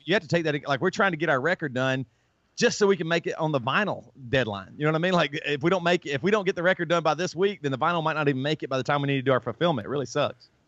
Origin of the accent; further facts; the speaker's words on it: the South, United States; accent: southern; I grew up in the South